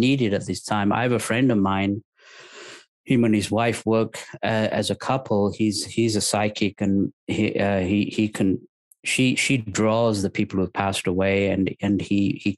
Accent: England, United Kingdom; moved away as an adult; also born or lived in Lahore, Pakistan; now in United States; I'm originally from Pakistan, but I was raised in England since the age of three.

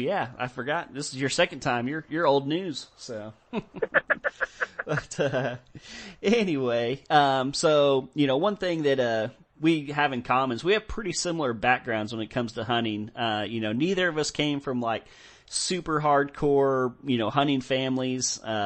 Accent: Texas, United States; growing up in Texas and stuff, Texas is very privatized. It's hard to find places to go deer hunting.

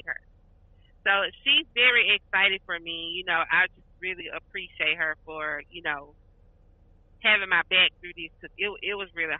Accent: Memphis, Tennessee, United States; moved away as an adult; now in Dallas, United States; I'm originally from Memphis, Tennessee

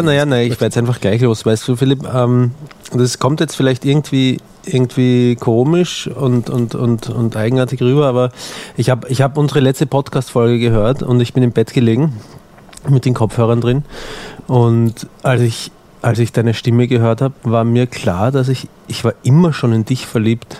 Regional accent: Austria; accent: Austrian; ich habe den österreichischen Akzent

